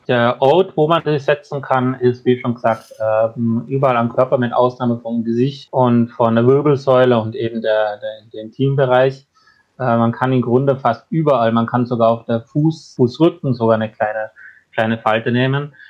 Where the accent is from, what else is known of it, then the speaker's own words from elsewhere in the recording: Austria; bei uns in Österreich